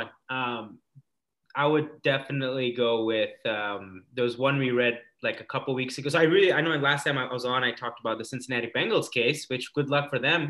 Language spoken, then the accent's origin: English; Kenya; I am an Indian guy from Kenya.